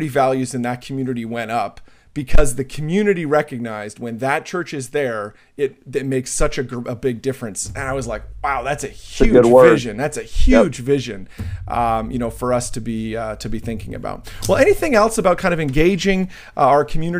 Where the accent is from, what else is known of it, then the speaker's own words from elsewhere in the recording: New Jersey, United States; I'm from Jersey